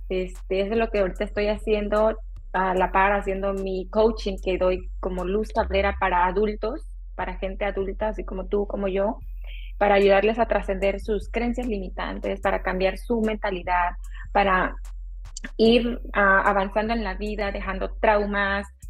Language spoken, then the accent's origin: Spanish; Oaxaca, Mexico; also born or lived in Texas, United States; now in San Francisco Bay Area, United States; soy originaria de Oaxaca, México.